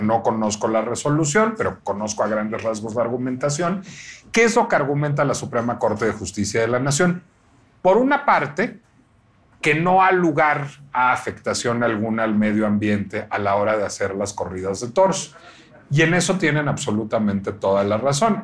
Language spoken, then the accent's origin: Spanish; Mexico; No me siento mexicano